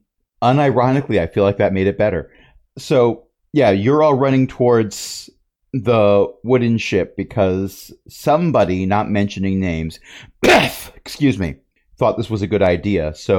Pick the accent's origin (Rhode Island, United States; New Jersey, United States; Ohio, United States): New Jersey, United States; born there; Unfortunately, I was born in Joysey.